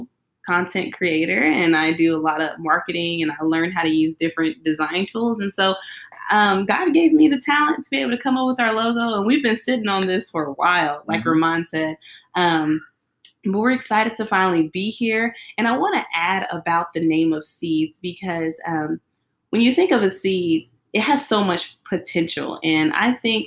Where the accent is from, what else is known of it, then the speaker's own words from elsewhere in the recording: Brownwood, Texas, United States; now in Fort Worth, United States; I'm from Brownwood. Probably never heard of it, but it's a small town. And my family, we lived there for a while